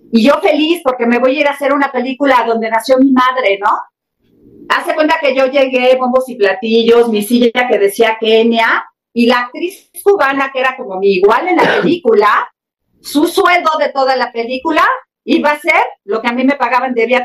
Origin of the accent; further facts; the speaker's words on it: Mexico; y pues yo bien sociable, sí, soy mexicana